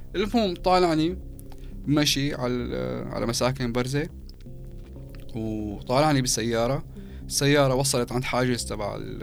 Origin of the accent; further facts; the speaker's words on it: Syria; moved away as an adult; also born or lived in Eastern Ghouta; نحن خمسه شوام